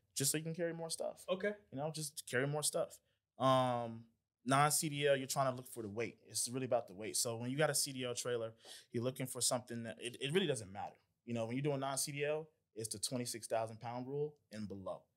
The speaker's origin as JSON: {"language": "English", "town": "Atlanta", "region": "Georgia", "country": "United States", "also_born_or_lived": "Decatur, Georgia", "said": "I'm from Atlanta, from Clayton County"}